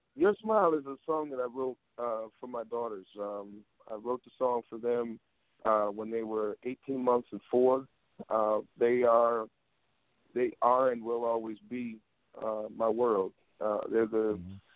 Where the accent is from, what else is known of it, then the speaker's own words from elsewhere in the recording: Waterloo, Iowa, United States; Born and raised in Waterloo, Iowa.